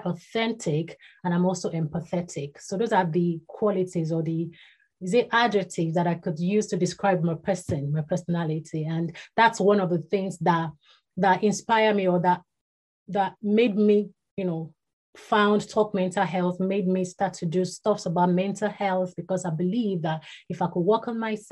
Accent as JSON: {"language": "English", "town": "Ibadan", "region": "Oyo", "country": "Nigeria", "tie": "born or raised there", "said": "was born and bred in Ibadan. That's in Nigeria"}